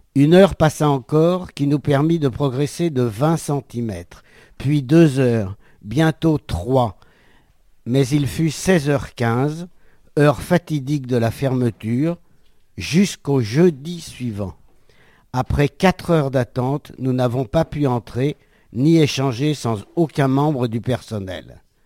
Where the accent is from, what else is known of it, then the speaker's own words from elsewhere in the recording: France; Je suis français